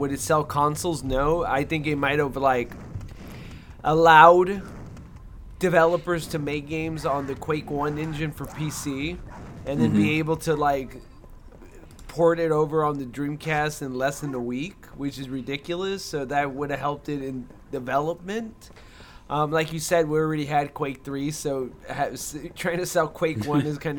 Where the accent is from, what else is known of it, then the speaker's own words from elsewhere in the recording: California, United States; I'm from California